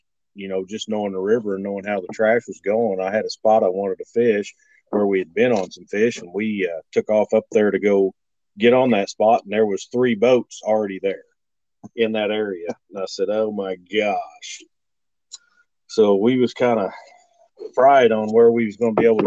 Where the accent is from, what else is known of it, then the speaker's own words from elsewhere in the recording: Waverly, Missouri, United States; I'm from Waverly